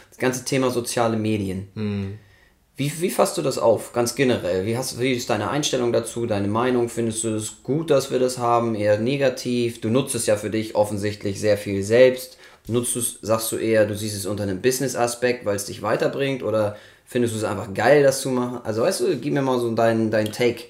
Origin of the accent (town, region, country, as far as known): Germany